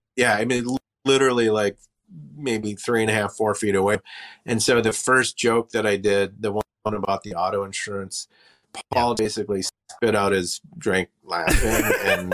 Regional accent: Wisconsin, United States; I'm from Wisconsin, but I feel like I'm from Minnesota, kind

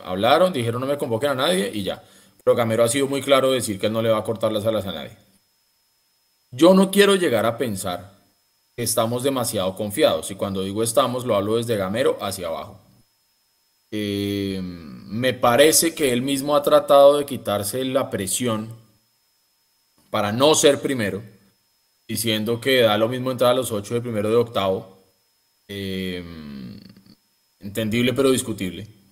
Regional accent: Colombia; todos los colombianos que creemos que somos más que ecuatorianos, bolivianos y peruanos

